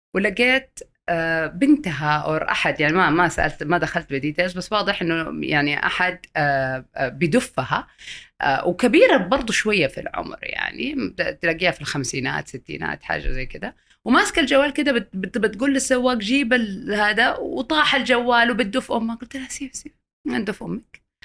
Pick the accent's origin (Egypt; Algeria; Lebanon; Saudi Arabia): Saudi Arabia; عندنا في السعوديه